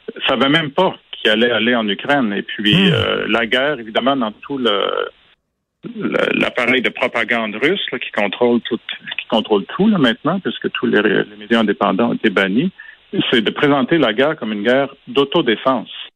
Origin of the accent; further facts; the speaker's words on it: Quebec, Canada; j'ai grandi au Québec